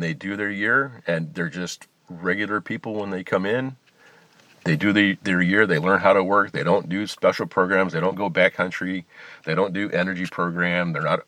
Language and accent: English; outside of Chicago, Illinois, United States; I grew up outside in Illinois, outside of Chicago.